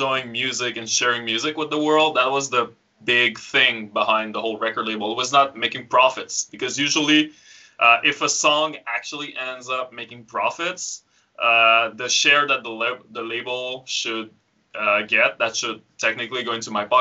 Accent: Frampton, Quebec, Canada; So, I'm from Quebec. I grew up in the middle of nowhere with, you know, my only neighbors were probably tractors and cows and stuff like that. Yeah, I live really in a small village called Frampton.

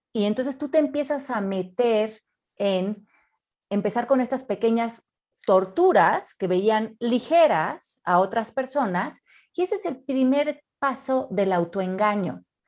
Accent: Mexico; los mexicanos somos divinos

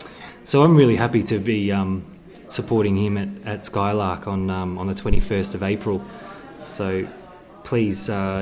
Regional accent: Moe, Victoria, Australia; in my hometown, actually, of Moe

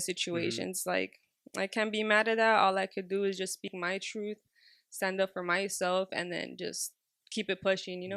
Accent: Los Angeles, California, United States; I was raised in Highland Park and Drew Street

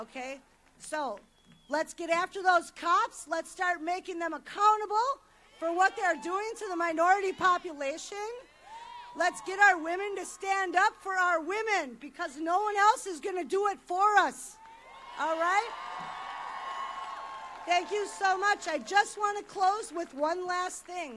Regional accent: Milwaukee, Wisconsin, United States; I'm born and raised in Milwaukee, Wisconsin.

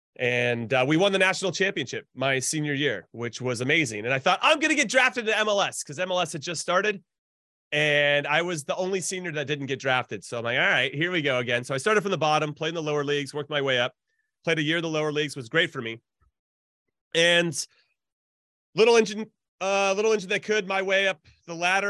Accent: Southern California, United States; I grew up in Southern California

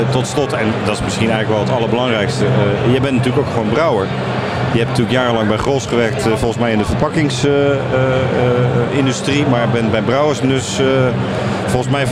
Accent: Rotterdam, South Holland, Netherlands; Eh, ik kom uit Rotterdam.

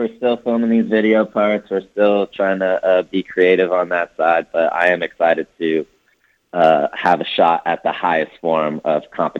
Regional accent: Kansas City, Missouri, United States; also born or lived in Maryland; now in Los Angeles, United States; You know, I grew up in Kansas City.

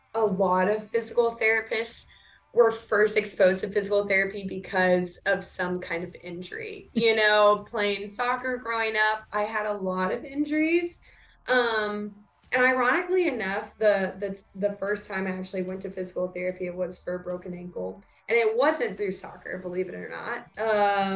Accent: San Antonio, Texas, United States; now in Dallas, United States; I'm originally from San Antonio

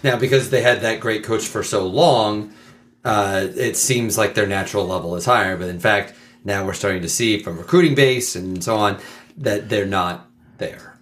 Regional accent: Midwest, United States; a Midwesterner

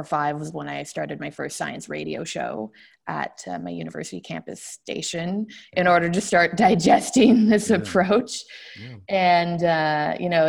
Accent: Toronto, Ontario, Canada; I was raised in Toronto by a mother who is personally religious

